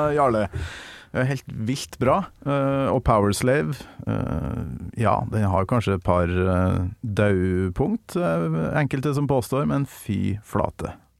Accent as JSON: {"language": "Norwegian", "town": "Kolvereid", "region": "Trøndelag", "country": "Norway", "tie": "born or raised there", "said": "hjemme på Kolvereid"}